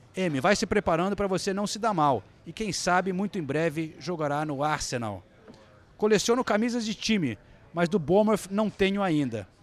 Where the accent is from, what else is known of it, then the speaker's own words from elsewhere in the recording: Rio de Janeiro, Brazil; now in England; Eu cresci no Rio de Janeiro de 1900, nos anos 80